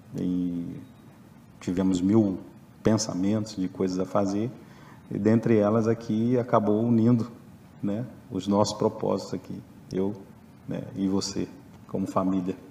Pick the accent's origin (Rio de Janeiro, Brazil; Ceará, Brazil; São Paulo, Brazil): Rio de Janeiro, Brazil; also born or lived in Belo Horizonte / Patos de Minas; now in Viçosa, Brazil; sou do Rio, já moro aqui desde 94